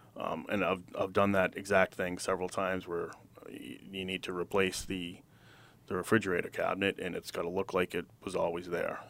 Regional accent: Wilmington, Massachusetts, United States; I was born and raised in Wilmington.

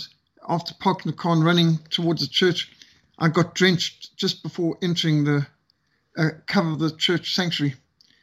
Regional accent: Cape Town, Western Cape, South Africa; Cape Town, my hometown

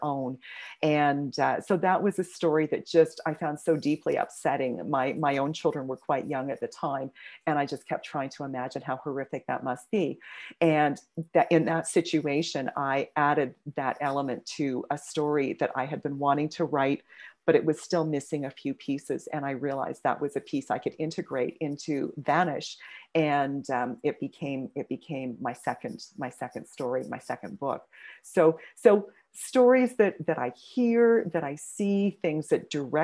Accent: Kingston, Ontario, Canada; first language English; now in Edmonton, Canada; I was born in Kingston, but grew up in a farming community just outside of there

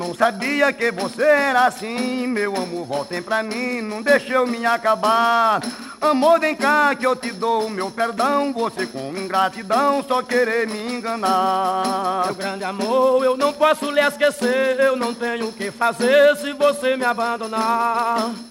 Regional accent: Ingá, Paraíba, Brazil; E aí eu sou paraibano da cidade Ingá. Quem nasce no Ingá é Ingaense.

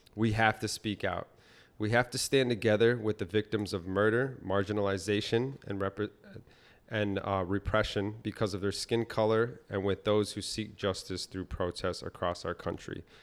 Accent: Massachusetts, United States; growing up in Massachusetts

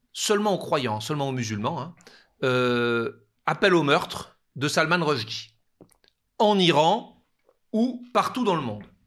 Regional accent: France; chez nous, en France

